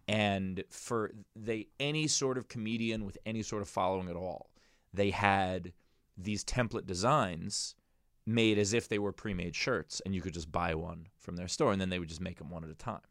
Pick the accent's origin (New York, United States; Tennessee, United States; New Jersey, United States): New York, United States; I'm a New Yorker